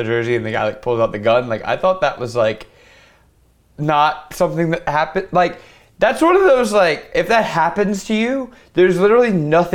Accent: Louisiana, United States; I'm from Louisiana

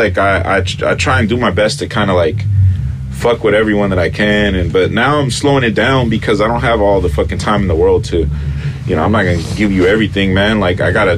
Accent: Los Angeles, California, United States; first language Spanish; English is a second language; I grew up in South Central

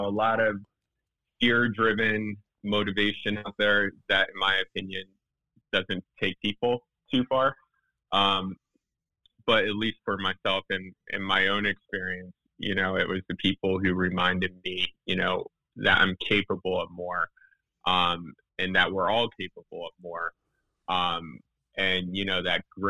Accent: West Chester, Pennsylvania, United States; I grew up in Westchester. It's a suburb outside of Philadelphia, about 30 minutes outside the city

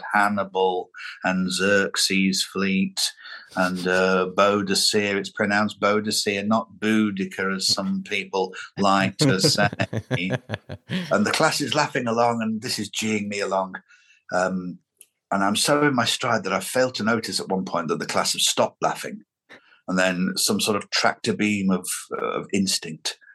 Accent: Lancashire, North West England, United Kingdom; growing up in Lancashire in the 1970s was a very lovely scene in which to have your childhood.

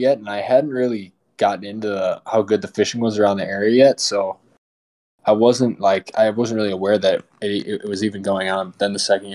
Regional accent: Wisconsin, United States; moved away as an adult; also born or lived in Virginia / Minnesota; I am from Wisconsin originally, so a lot of great fishing there too

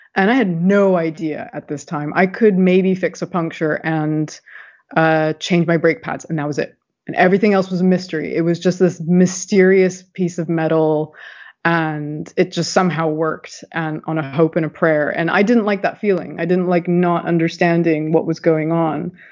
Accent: San Diego, California, United States; moved away as an adult; also born or lived in Berkeley, California; now in London, United Kingdom; I'm originally from California. As you can tell, I'm not from the UK. And uh, grew up in San Diego

